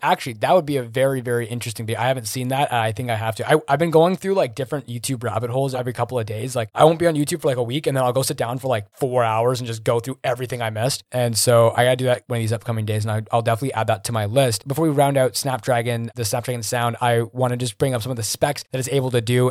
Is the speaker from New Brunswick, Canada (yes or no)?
no; Greater Toronto Area, Ontario, Canada; I'm from Toronto, man. Like, I mean, from, like, the G, Greater Toronto Area